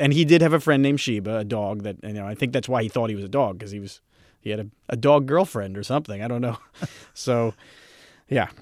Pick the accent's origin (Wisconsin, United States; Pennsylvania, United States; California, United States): Pennsylvania, United States; Philadelphia; I'm from Philadelphia